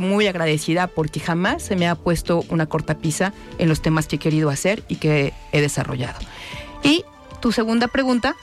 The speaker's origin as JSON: {"language": "Spanish", "town": "Guadalajara", "region": "Jalisco", "country": "Mexico", "tie": "born or raised there", "said": "nací en la Colonia Independencia y desde ahí he venido trabajando desde muy chava"}